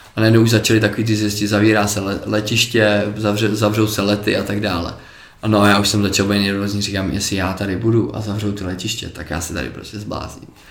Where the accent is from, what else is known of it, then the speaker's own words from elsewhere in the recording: Czechia; my jsme Češi